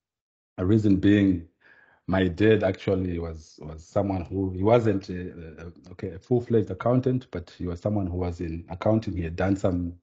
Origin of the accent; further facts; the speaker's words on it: Kwekwe, Midlands, Zimbabwe; moved away as an adult; also born or lived in Harare, Zimbabwe; born and bred in Zimbabwe, in a town called Kwekwe. It's in the Midlands area, between Harare and Bulawayo